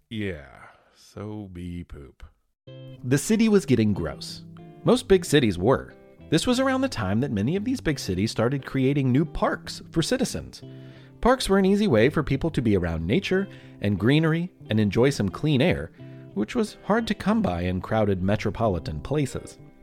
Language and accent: English; Louisville, Kentucky, United States; my hometown of Louisville, Kentucky